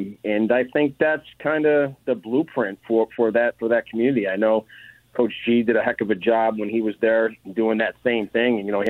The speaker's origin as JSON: {"language": "English", "town": "Syracuse", "region": "New York", "country": "United States", "tie": "born or raised there", "said": "Growing up in Syracuse, I was fortunate to attend or be a ball boy there"}